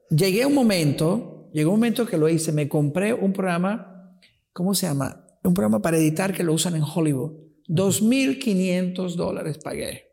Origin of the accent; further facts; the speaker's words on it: Venezuela; first language Italian; Spanish is a second language; also born or lived in Rocca di Papa, Italy; donde crecí, donde vieron mis primeros éxitos fue en Venezuela